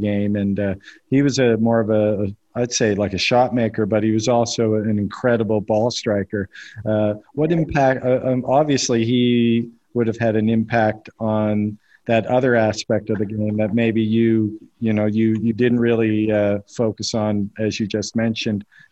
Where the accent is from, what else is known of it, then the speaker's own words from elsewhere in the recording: Canada; now in United Arab Emirates; I live in the UAE, as I mentioned to you, and I'm from Canada, though